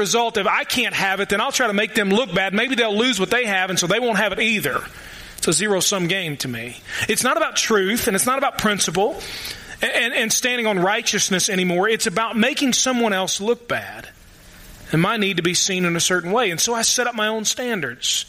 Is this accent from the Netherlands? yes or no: no; the Golden Triangle in Kentucky, United States; moved away; I ain't from here. In fact, I am from the Golden Triangle in Kentucky. Louisville, Lexington, Northern Kentucky.